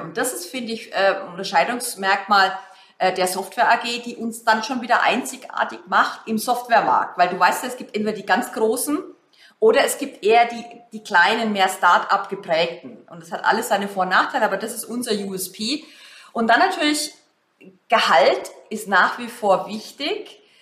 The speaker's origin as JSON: {"language": "German", "country": "Germany", "said": "wir uns als Deutsche"}